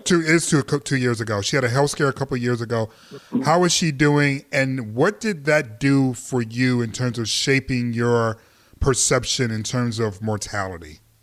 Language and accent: English; Detroit, Michigan, United States; now in Los Angeles, United States; I'm from Detroit